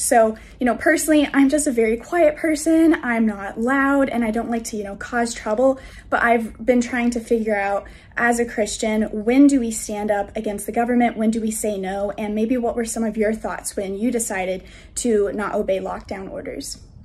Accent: Greenville, South Carolina, United States; I'm from Greenville, South Carolina

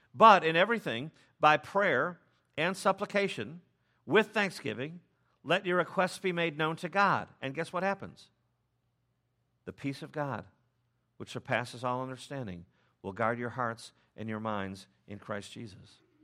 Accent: United States; as English-speaking Americans

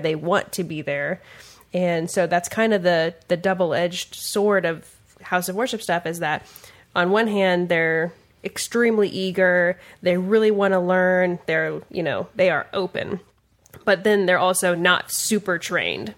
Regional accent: Kansas City, Missouri, United States; now in Kansas City, Kansas, United States; I was born on the Missouri side

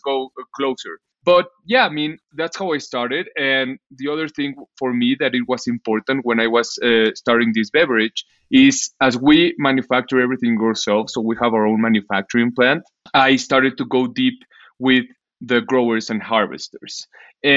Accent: Mexico City, Mexico; I'm from Mexico, live in Mexico City, born and raised

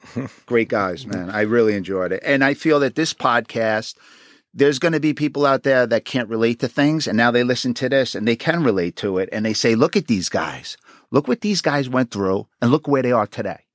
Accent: New York City, New York, United States; I was born and raised in Queens.

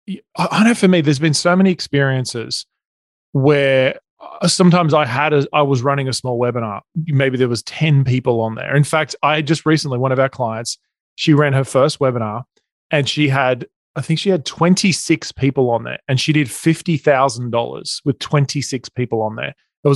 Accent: Australia; accent: Australian; moved away as an adult; now in Newport Beach, United States; So you can probably hear my accent. I'm Australian. We live in Newport Beach in California. We moved here about 4 years ago.

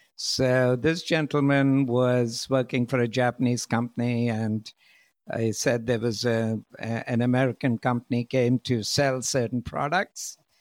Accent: India; moved away; also born or lived in United States / Europe; originally, I'm from India

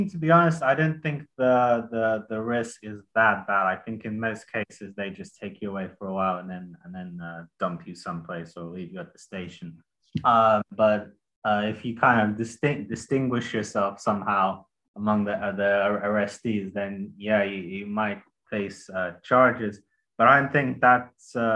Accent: United Kingdom; I'm British and Russian, so uh, both of my countries have been involved in in bombing Syria

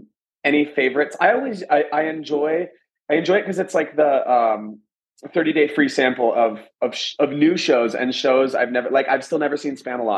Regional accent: Atlanta, Georgia, United States; now in Las Vegas, United States; I'm from Atlanta and I've been working in Vegas for 10 years, but Vegas now feels like home

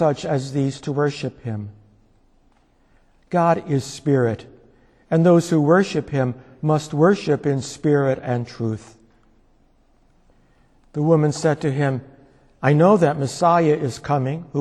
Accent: Scranton, Pennsylvania, United States; my hometown of Scranton

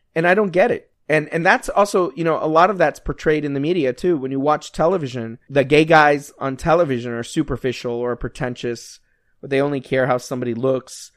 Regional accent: United States; We're Americans.

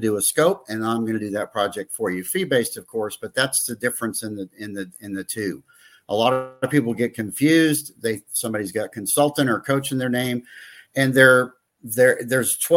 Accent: Fort Pierce, Florida, United States; moved away as an adult; also born or lived in Kansas City; I'm back in my hometown, Fort Pierce

